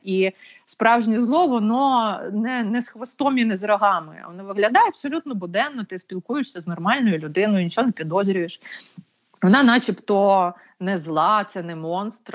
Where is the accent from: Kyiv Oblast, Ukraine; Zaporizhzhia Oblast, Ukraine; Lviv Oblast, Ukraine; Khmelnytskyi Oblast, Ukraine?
Kyiv Oblast, Ukraine; Bucha; це ж моє рідне місто, чому я звідси маю їхати